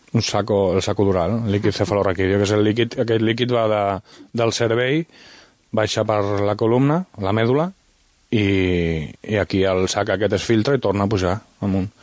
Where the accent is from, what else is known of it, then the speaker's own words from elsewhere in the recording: Sant Sadurní d'Anoia, Catalonia, Spain; also born or lived in Vinaròs, Valencian Community; sóc de Sant Sadurní de Noia